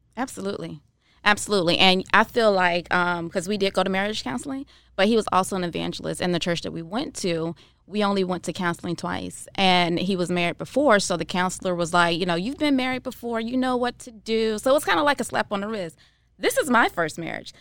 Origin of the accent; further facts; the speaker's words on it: Jacksonville, Florida, United States; now in Tampa, United States; I'm from Jacksonville, Florida originally, and I moved here to Tampa